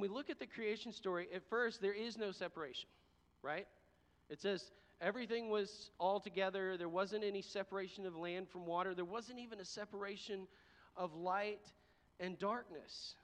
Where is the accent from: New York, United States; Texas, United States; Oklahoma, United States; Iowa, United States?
Texas, United States; I'm from Texas